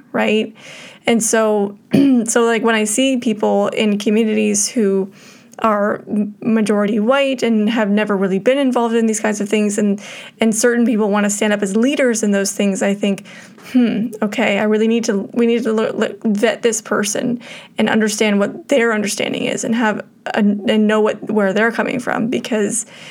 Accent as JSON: {"language": "English", "country": "Canada", "said": "we were all, as white Canadian settlers, brought up in an environment that is racist towards Indigenous people"}